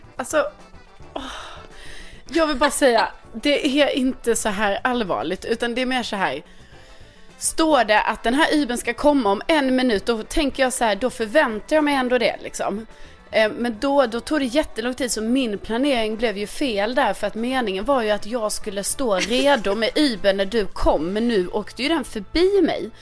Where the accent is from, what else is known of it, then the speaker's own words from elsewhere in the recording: Skåne, Sweden; accent: Scanian (skånska); min skånska